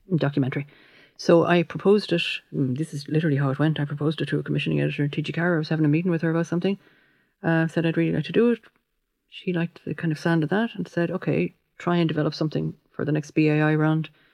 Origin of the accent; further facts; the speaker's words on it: Limerick, Munster, Ireland; I'm from Limerick City, and my father was from Clare